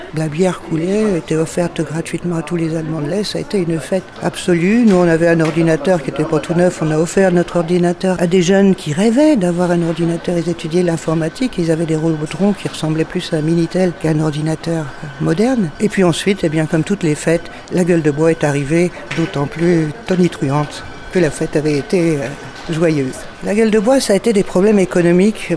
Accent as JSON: {"language": "French", "country": "France", "moved": "yes", "lives_now": "Berlin, Germany", "said": "je suis donc française, j'habite à Berlin depuis longtemps"}